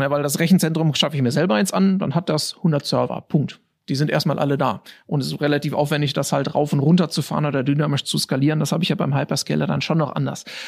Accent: Germany; als Deutscher

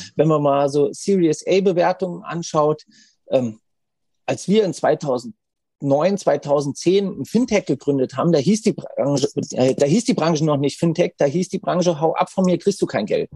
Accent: Hesse, Germany; also born or lived in Frankfurt; ich habe zehn Jahre in Frankfurt gewohnt, ich bin geborener Hesse

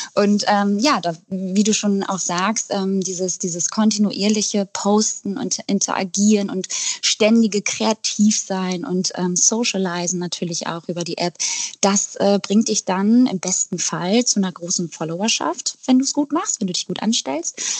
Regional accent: Eckernförde, Schleswig-Holstein, Germany; now in Hamburg, Germany; Ich komme nämlich eigentlich aus Eckernförde

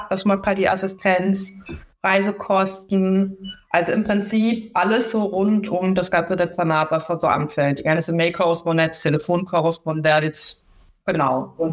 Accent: Baden-Württemberg, Germany; moved away as an adult; now in Hamburg, Germany; komme ja ursprünglich aus Baden-Württemberg, ähm, wollte dann nach Hamburg ziehen

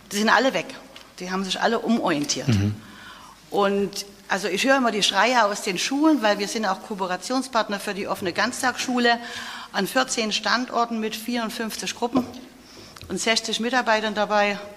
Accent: Germany; moved away as an adult; now in Bavaria, Germany; ich bin 1988 von der DDR gekommen nach Bayern und auch habe Lehramt studiert

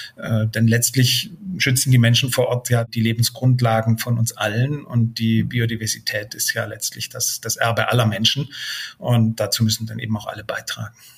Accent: Germany; bei uns in Deutschland

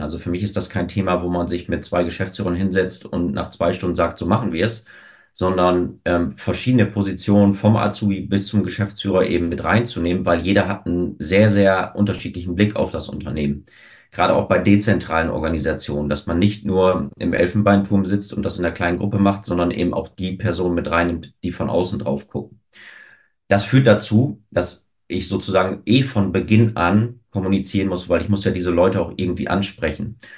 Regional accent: Osnabrück, Lower Saxony, Germany; moved away as an adult; now in Hamburg, Germany; in Osnabrück geboren, lebe mittlerweile seit fünfeinhalb Jahren in Hamburg

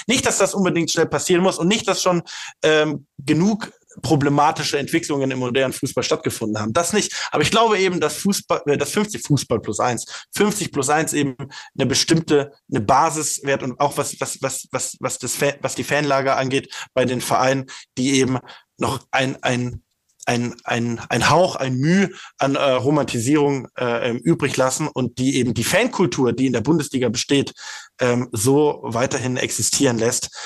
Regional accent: Stuttgart, Baden-Württemberg, Germany; als Stuttgarter, als Stuttgarter bin ich

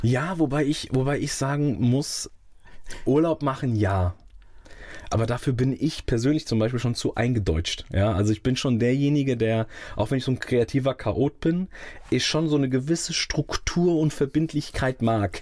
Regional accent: Rödermark, Hesse, Germany; also born or lived in Langen; Ich bin dort geboren und bin dann groß geworden in Rödermark

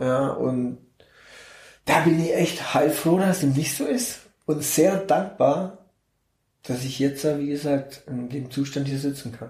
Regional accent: Augsburg, Bavaria, Germany; ich komme aus Augsburg geboren, Augsburg. genau. Ich bin in Augsburg geboren, 1972

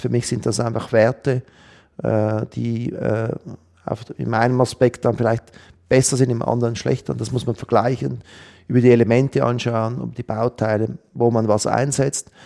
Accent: Switzerland; bei uns in der Schweiz

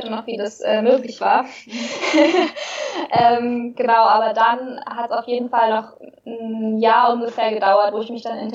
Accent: Bavaria, Germany; ich bin in Oberbayern groß geworden, in einem kleinen Dorf.

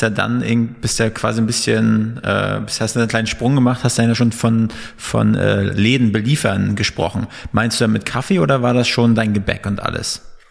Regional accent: Northern Germany, Germany; moved away as an adult; now in Berlin, Germany

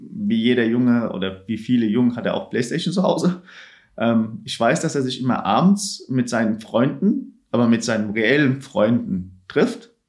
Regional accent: Turkey; moved away; also ich habe meine ganze Kindheit in der Türkei verbracht, habe mehr mitbekommen, ich komme aus der Türkei

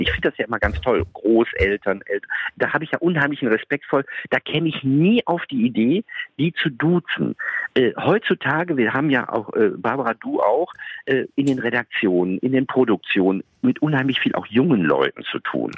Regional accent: Duisburg, North Rhine-Westphalia, Germany; now in Frankfurt, Germany; Ich bin hier aus dem Rheinland, ich bin aus Duisburg

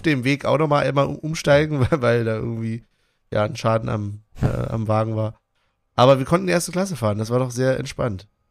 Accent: Germany; als Deutscher

